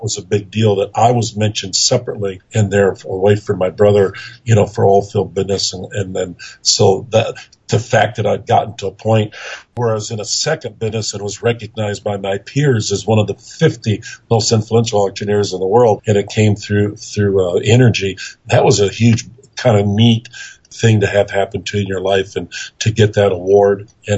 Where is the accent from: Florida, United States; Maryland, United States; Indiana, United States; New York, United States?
Indiana, United States; Auburn; moved away as an adult; also born or lived in Tyler, Texas; now in Texas, United States; I was from Auburn, Indiana